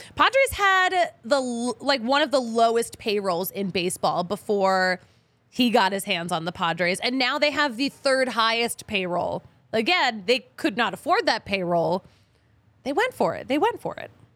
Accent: Philadelphia, Pennsylvania, United States; now in Denver, United States; I'm from Philly

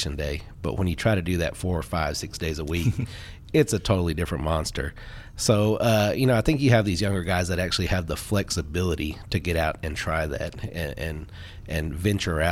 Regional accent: Fort Worth, Texas, United States; I grew up in the southwest side of Fort Worth. I went to Southwest High School.

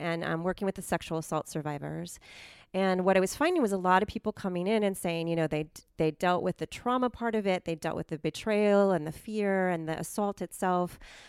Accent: Silicon Valley, California, United States; moved away as an adult; now in Santa Cruz, United States; I grew up in Silicon Valley before it was cool to be from there.

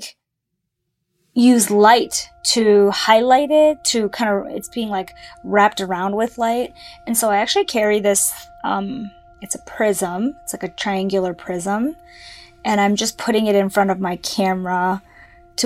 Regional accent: Canada; also born or lived in South Korea (ancestry); now in Philadelphia, United States; I'm a freelance photographer based in Philadelphia. So I am South Korean. My parents were born there. I was born in Canada

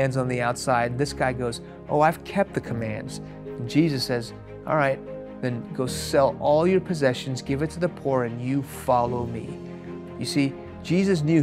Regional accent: Houston, Texas, United States; first language Farsi; English is a second language; also born or lived in Iran; I was born in Houston. When I was 2 years old, my family moved to Iran, where my parents are from. When I was 6 years old, the Islamic Revolution of the late 70s hit that country. We moved back to Houston.

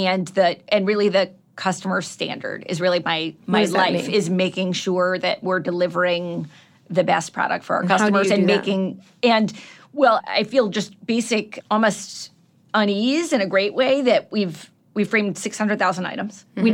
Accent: Cleveland, Ohio, United States

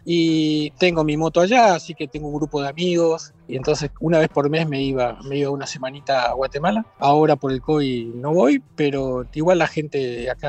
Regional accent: Buenos Aires, Argentina; born there; also born or lived in Milan; yo nací en Buenos Aires, viví un tiempo en Milán

